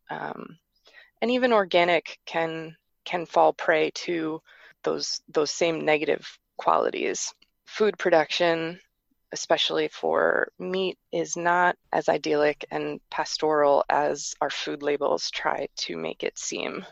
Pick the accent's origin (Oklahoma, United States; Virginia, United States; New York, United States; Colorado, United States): New York, United States; New York metropolitan area, United States; I grew up in the New York metropolitan area